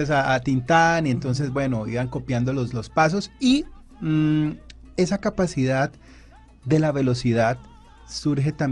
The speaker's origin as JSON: {"language": "Spanish", "country": "Colombia"}